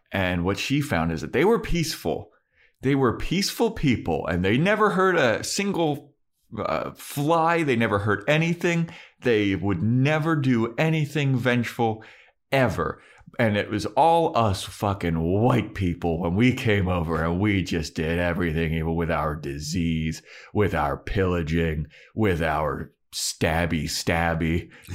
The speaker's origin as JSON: {"language": "English", "town": "Baltimore", "region": "Maryland", "country": "United States", "moved": "yes", "said": "I'm from Baltimore"}